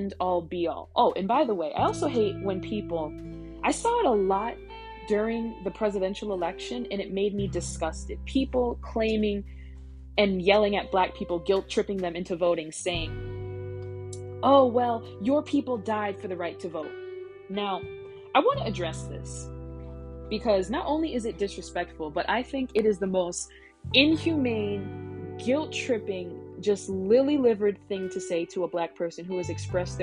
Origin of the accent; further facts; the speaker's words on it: United States; born here or not, which many of them are. I myself was.